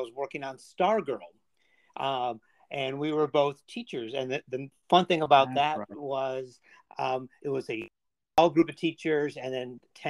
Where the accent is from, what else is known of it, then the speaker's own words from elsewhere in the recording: Chicago, Illinois, United States; moved away as an adult; also born or lived in Indiana; now in Georgia, United States; I grew up in Northern Chicago in the 80s.